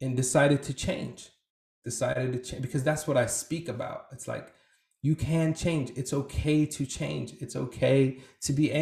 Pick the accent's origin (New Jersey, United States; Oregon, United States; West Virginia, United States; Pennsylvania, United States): Oregon, United States; Portland; also born or lived in refugee camp; growing up in Portland in the Northwest